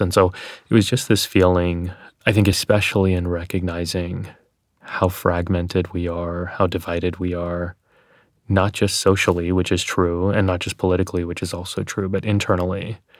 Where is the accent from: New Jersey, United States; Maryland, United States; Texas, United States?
Texas, United States; accent: Texas; when I was growing up in Texas